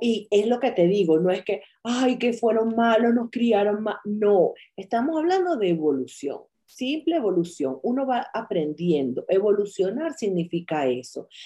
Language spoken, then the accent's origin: Spanish; Venezuela; moved away as an adult; me fui de Venezuela